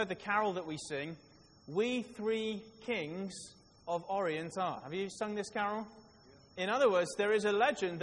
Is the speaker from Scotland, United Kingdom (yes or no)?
no; Wales, United Kingdom; I was born in Wales